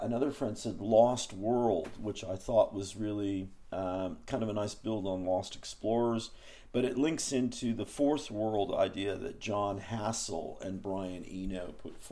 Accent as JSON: {"language": "English", "town": "Oakland", "region": "California", "country": "United States", "said": "I'm from Oakland"}